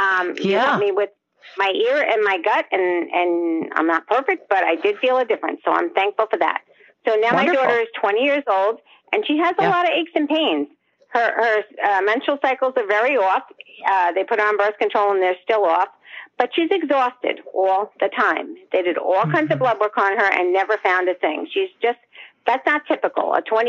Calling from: Smithtown, New York, United States; I'm calling from Smithtown, Long Island.

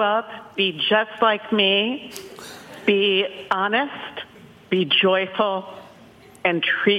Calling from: Richmond, United States; I am calling from Richmond

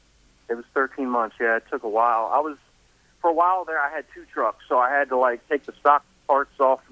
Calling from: Manassas, Virginia, United States; I'm in Virginia, Manassas, Virginia.

